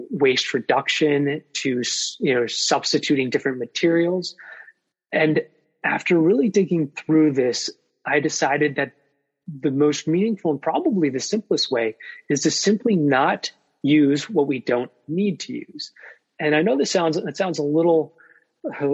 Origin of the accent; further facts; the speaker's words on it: Vermont, United States; now in Virginia, United States; I come from Vermont